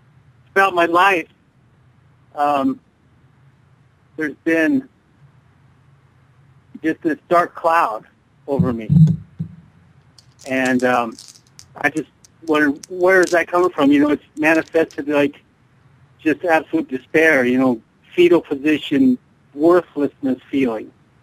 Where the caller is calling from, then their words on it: Denver, Colorado, United States; from Denver.